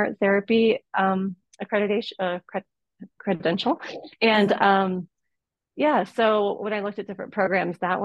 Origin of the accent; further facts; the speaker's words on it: Boulder, Colorado, United States; I will be in my hometown of Boulder, Colorado